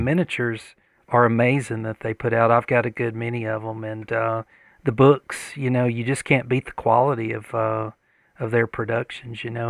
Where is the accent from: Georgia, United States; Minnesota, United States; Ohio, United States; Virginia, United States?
Georgia, United States; accent: deep Southern; I've got a pretty deep Southern accent